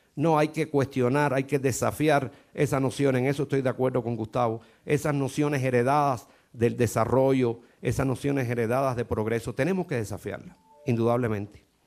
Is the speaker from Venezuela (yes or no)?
no; Cuba; Yo como cubano lo siento mucho